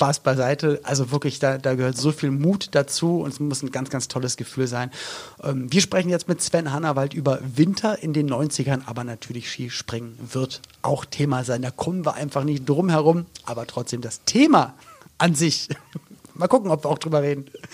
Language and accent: German; Berlin, Germany; Ich bin in West-Berlin aufgewachsen, also war in den 90ern jugendlich in West-Berlin